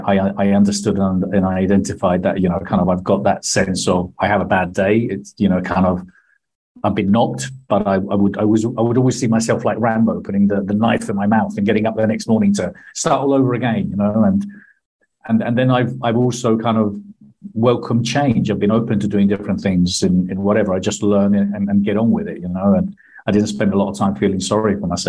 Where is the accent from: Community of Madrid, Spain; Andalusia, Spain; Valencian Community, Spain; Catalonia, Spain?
Andalusia, Spain; Marbella; moved away as an adult; also born or lived in London / Buenos Aires; moved back to Spain when I was nine, and brought up nearly all my life in Spain